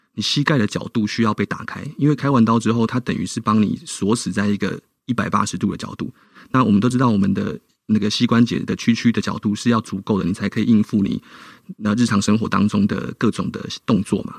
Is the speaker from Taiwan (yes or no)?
yes; Tainan, Taiwan; 那我就决定了回到台南，好，回到我的故乡